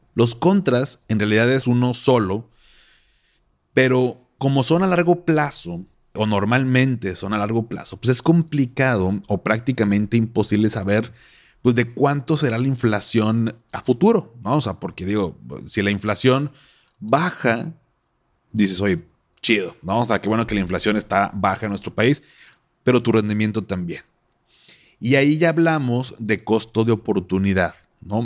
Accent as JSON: {"language": "Spanish", "town": "Monterrey", "region": "Nuevo León", "country": "Mexico", "said": "así somos los regios"}